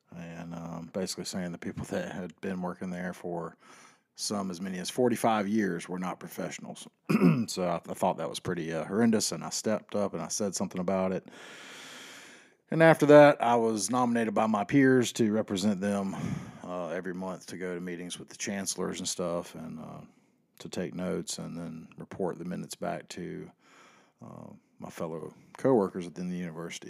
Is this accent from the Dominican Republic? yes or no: no; the South, United States; I was born and raised in the South